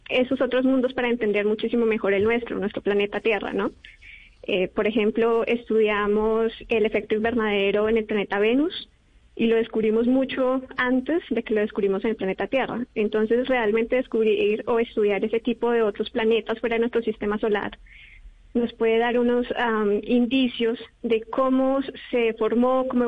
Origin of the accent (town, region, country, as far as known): Bogotá, Colombia; born or raised there; moved away as an adult; now in Europe